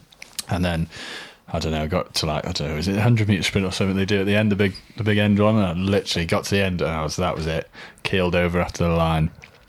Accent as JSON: {"language": "English", "region": "North Wales", "country": "United Kingdom", "said": "I'm from North Wales."}